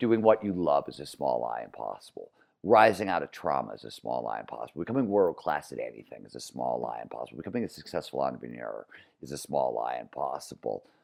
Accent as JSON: {"language": "English", "town": "Cleveland", "region": "Ohio", "country": "United States", "tie": "born or raised there", "said": "growing up in Cleveland, Ohio, blue collar steel mill town, nineteen seventies"}